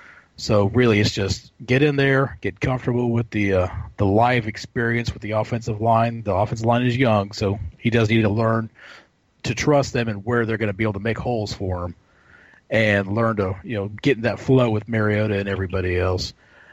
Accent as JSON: {"language": "English", "town": "Houston", "region": "Texas", "country": "United States", "tie": "born or raised there", "said": "I was born in Houston, just Harris County Hospital, right down the road from the Astrodome."}